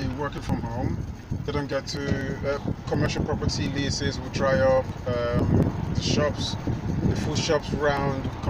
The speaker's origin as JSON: {"language": "English", "region": "London", "country": "United Kingdom", "moved": "yes", "lives_now": "New York, United States", "said": "I'm originally from London, England"}